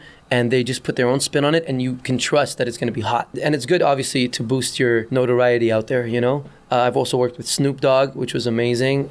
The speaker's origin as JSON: {"language": "English", "region": "Dubai", "country": "United Arab Emirates", "tie": "born or raised there", "also_born_or_lived": "Beirut, Lebanon", "moved": "as an adult", "lives_now": "Canada", "said": "I was born in Beirut, Lebanon, moved to Dubai, grew up in Dubai, became a DJ in Dubai, and then came to Canada in 1995"}